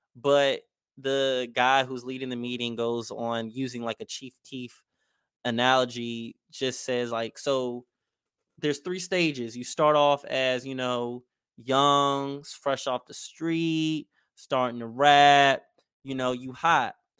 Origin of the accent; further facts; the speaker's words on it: Maryland, United States; I'm from Maryland